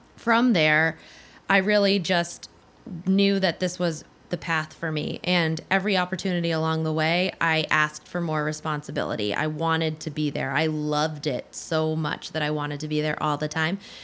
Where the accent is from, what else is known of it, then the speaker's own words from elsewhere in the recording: New Hampshire, United States; moved away; I was from New Hampshire